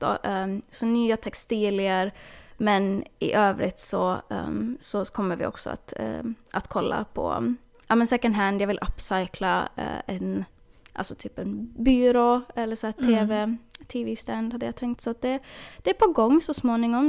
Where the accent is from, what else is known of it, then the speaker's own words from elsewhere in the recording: Åland Islands; now in Florida, United States; hemma på Åland